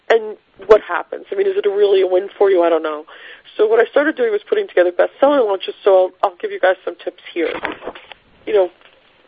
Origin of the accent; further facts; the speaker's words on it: Rockaway, New York, United States; I'm from Rockaway